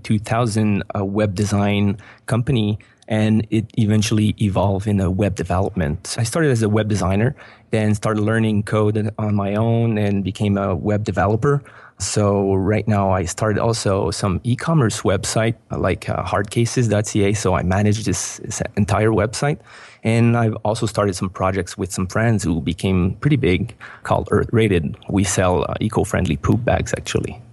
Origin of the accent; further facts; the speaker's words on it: Montreal, Quebec, Canada; moved away as an adult; we are originally from Montreal, but we moved out of Montreal a year ago